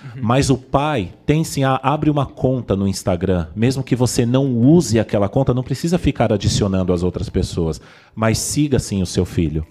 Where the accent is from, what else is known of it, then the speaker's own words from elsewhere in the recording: Vila Gerty, São Paulo, Brazil; eu nasci aqui na Vila Gerte